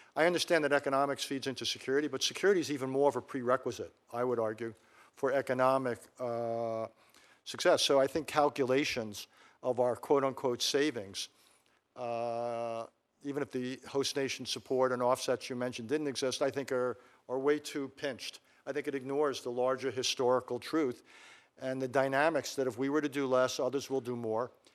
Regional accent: United States; as an American citizen

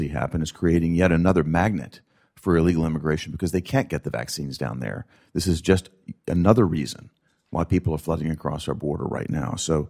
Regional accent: Tennessee, United States; in my home state of Tennessee, we have people being shipped in from across that border right now.

